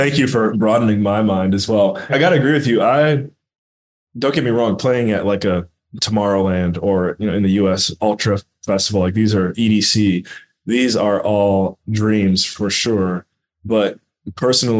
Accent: Cleveland, Ohio, United States; my hometown, Cleveland, Ohio

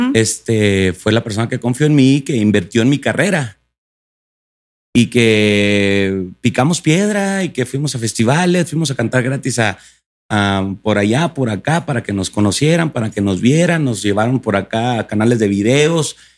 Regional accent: Delicias, Chihuahua, Mexico; yo en mi tierra natal, Chihuahua

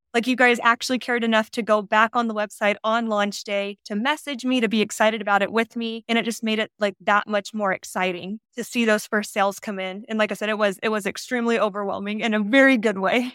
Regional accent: Northwest Arkansas, United States; moved away as an adult; also born or lived in Utah; now in Las Vegas, United States; I'm originally from Northwest Arkansas. I was born and raised there. I lived there till I was eighteen years old.

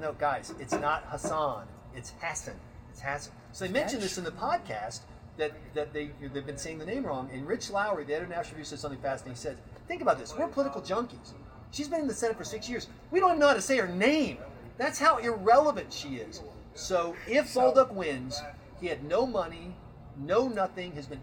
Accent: South Carolina, United States; I'm from South Carolina.

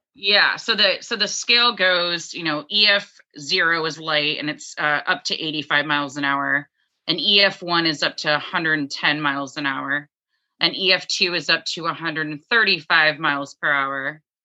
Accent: Dallas, Texas, United States; moved away as an adult; now in Maine, United States; I was born in Dallas, Texas

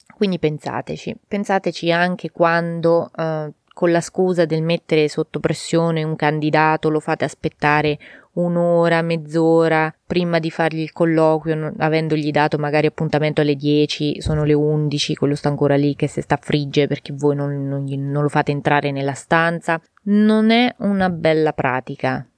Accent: Italy; il mio paese

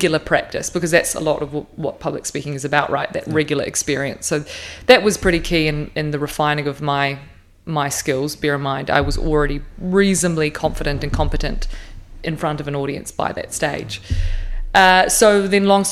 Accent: Tauranga, Bay of Plenty, New Zealand; also born or lived in Surrey, United Kingdom; I grew up in Tauranga

